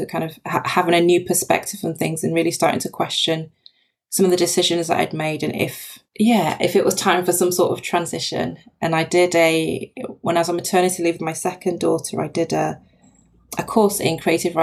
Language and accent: English; Nigeria; My dad's Nigerian. I was born in Nigeria. My mum's British Jamaican.